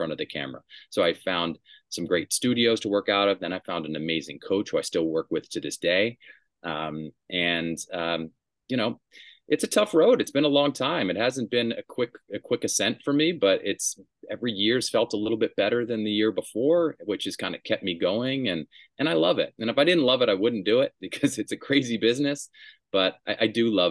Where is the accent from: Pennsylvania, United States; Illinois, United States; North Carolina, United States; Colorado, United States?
North Carolina, United States; Durham; I grew up in Durham, North Carolina